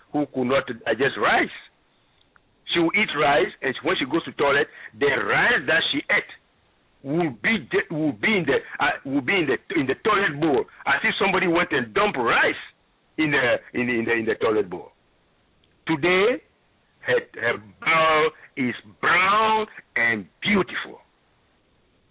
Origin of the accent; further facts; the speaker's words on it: Ghana; moved away; I'm originally from Ghana